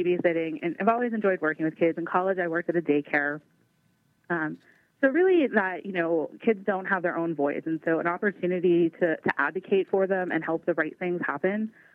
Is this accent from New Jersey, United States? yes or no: no; Pittsburgh, Pennsylvania, United States; also born or lived in Meadville, Pennsylvania / Crawford County, Pennsylvania / Erie County, Pennsylvania; I grew up in Dormont in Pittsburgh